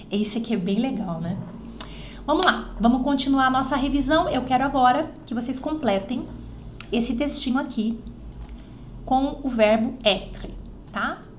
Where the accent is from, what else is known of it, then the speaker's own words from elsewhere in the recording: Belgium; Portuguese is a second language; Eu sou belga, mas meus parentes, desculpa, meus pais, meus parentes, meus pais, parrão e pais, né? Papai, mamãe e parrão. Mas meus pais são italianos.